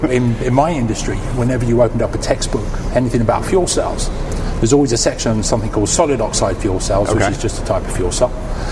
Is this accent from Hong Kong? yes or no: no; London, United Kingdom; accent: mix of American and English; Originally from London.